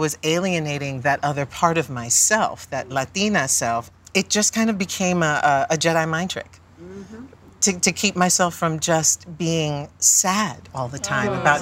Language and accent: English; New York City, New York, United States; There was my world that I grew up in, also Spanish-speaking, home, Cuban parents, and then you go out into the world, and I'm speaking English, and I'm in the Bronx, South Bronx